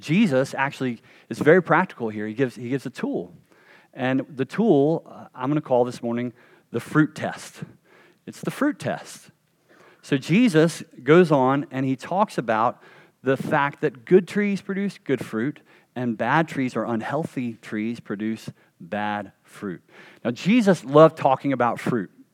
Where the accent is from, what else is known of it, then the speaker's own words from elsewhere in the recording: North Carolina, United States; a kid growing up in North Carolina